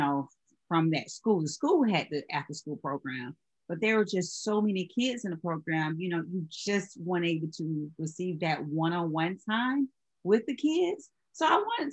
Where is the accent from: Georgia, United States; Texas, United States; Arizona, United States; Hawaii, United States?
Georgia, United States; now in Charleston, United States; I'm originally from Georgia